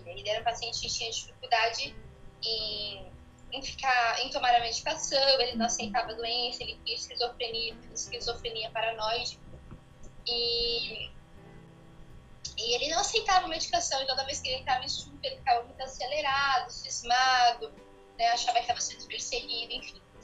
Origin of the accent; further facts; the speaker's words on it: São Paulo, Brazil; also born or lived in Rio de Janeiro; Eu sou paulista, eu fiz faculdade pela Gama Filha no Rio de Janeiro. E depois eu retornei novamente para São Paulo